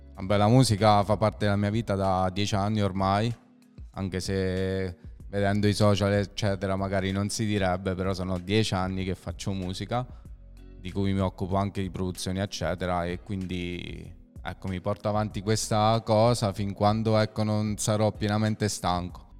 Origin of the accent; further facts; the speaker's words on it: a village near Lanciano, Abruzzo, Italy; i ragazzi mia, del mio paesello, perché io non so proprio di Lanciano, se è un paese vicino